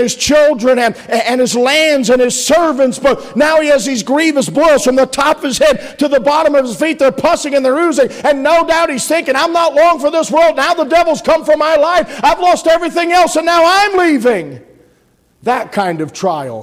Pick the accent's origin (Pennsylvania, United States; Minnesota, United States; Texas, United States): Pennsylvania, United States; I'm from the coal region